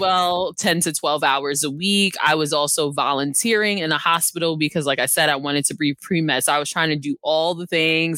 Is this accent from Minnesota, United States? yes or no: no; New York City, New York, United States; I was born and raised in Brooklyn, New York